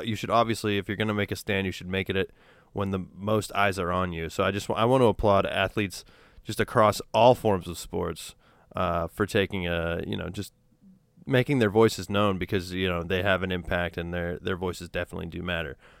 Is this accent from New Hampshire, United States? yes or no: yes; New Hampshire, United States; now in Los Angeles, United States; I grew up in New Hampshire, which is predominantly white